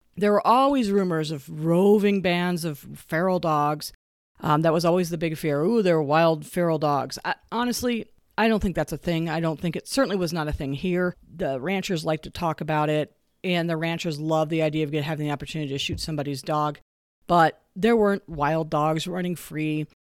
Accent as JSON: {"language": "English", "region": "the West", "country": "United States", "tie": "born or raised there", "said": "I grew up here in the West"}